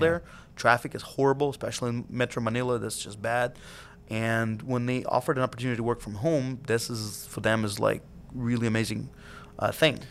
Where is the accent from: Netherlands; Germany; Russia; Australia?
Russia; Siberia; now in United States; back in the days when I was a kid, growing up in Siberia and Russia